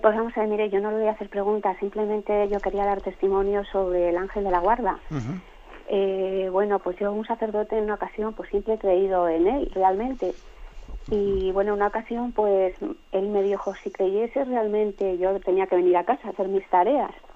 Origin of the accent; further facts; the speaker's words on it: León, Castile and León, Spain; yo soy de León